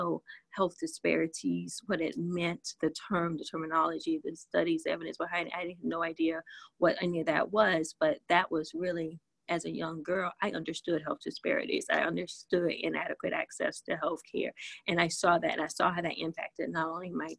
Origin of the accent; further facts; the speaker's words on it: the South, United States; I'm from the South